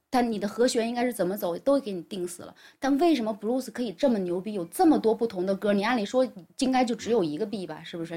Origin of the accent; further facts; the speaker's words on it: Guiyang, Guizhou, China; moved away; 贵阳是在贵州的唯一的一站，也是我的老家